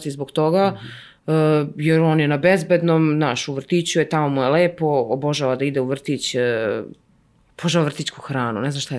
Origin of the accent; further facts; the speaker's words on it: Ivanjica, Moravica District, Serbia; moved away; i moji i njegovi, mi smo iz Ivanjice mm -hmm. i mhm. tamo su i jedni i drugi, baki i deke.